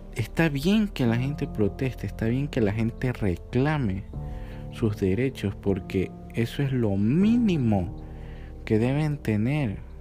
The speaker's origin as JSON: {"language": "Spanish", "country": "Ecuador", "said": "aquí en mi país, en Ecuador"}